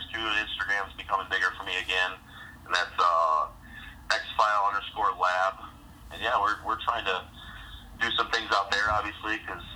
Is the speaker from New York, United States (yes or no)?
no; Michigan, United States; I'm from Michigan